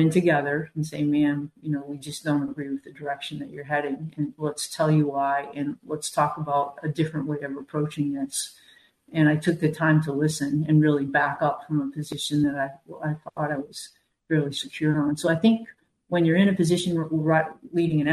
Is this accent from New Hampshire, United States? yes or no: yes; New Hampshire, United States; I grew up in New Hampshire.